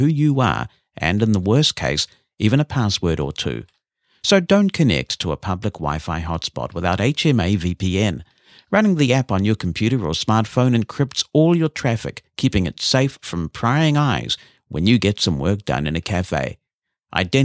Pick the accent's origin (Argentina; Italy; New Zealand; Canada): New Zealand; my home country of New Zealand